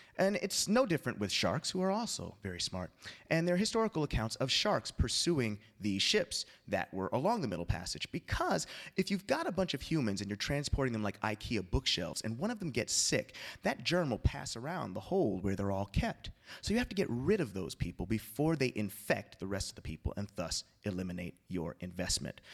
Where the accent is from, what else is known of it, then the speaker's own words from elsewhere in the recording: Altadena, California, United States; I grew up in Altadena, California, which is sort of north, uh, east of Los Angeles